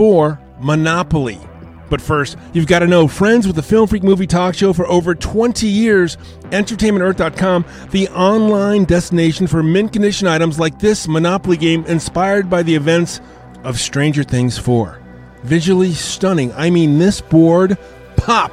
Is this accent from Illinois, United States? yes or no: no; Covina, California, United States; I'm from Covina.